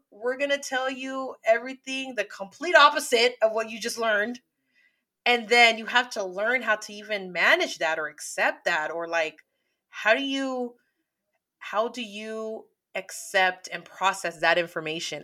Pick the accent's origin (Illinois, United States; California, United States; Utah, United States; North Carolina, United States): California, United States; San Francisco; I'm from the Bay Area.